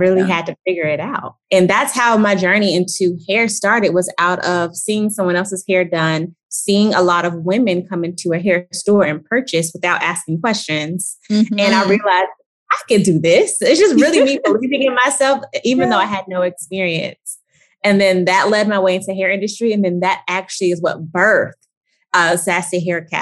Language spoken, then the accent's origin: English; Atlanta, Georgia, United States; I am from Atlanta, Georgia